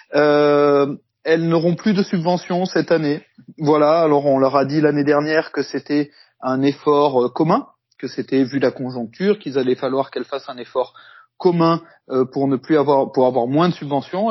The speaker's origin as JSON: {"language": "French", "country": "France", "said": "chez nous en France"}